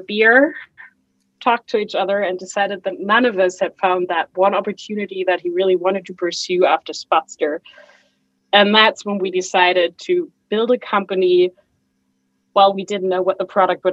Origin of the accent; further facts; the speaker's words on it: Germany; also born or lived in Chicago / Hamburg; I flew back to Germany